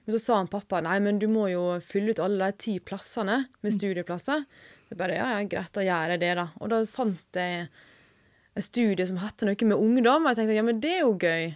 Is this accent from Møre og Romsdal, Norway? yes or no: yes; Sykkylven, Møre og Romsdal, Norway; moved away as an adult; now in Oslo, Norway; Jeg kommer fra Sunnmøre, nærmere bestemt Sykkylven.